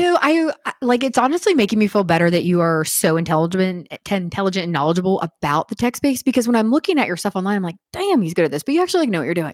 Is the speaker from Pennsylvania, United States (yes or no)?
yes; Western Pennsylvania, United States; now in Wilmington, United States; I'm from Western P A. It's like a culture